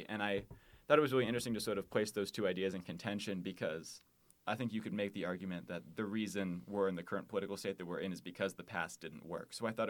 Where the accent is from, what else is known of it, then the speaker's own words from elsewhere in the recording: Wheaton, Illinois, United States; moved away as an adult; now in Des Moines, United States; I am from Wheaton, Illinois, which is a suburb of Chicago, about 30 minutes outside of the city.